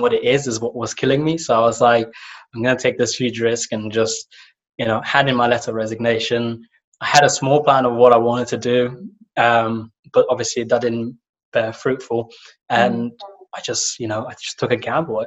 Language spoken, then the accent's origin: English; Somalia; moved away; I come from Somalia